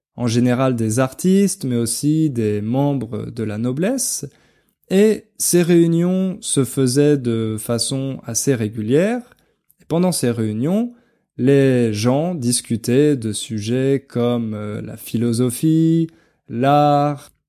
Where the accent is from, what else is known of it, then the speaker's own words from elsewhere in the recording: France; en tant que français